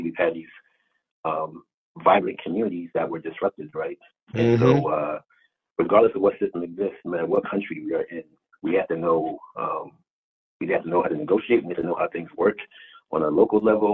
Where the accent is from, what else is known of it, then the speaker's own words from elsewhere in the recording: East Coast, United States; also born or lived in Baltimore / Washington, D.C.; I'm originally from the East Coast area. My roots started in New York and in Jersey.